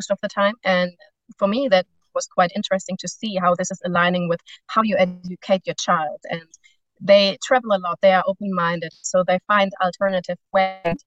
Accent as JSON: {"language": "English", "country": "Germany", "moved": "yes", "lives_now": "Spain", "said": "I'm from Germany, I live in Spain"}